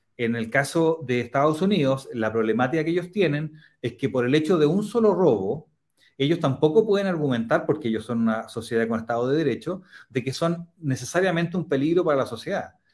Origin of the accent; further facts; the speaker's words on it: Chile; Somos los únicos latinoamericanos